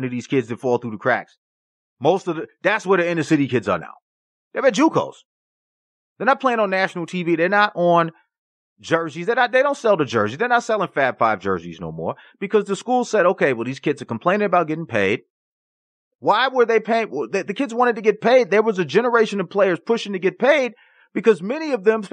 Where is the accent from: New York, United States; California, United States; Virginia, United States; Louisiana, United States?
New York, United States; I'm from New York, Harlem, New York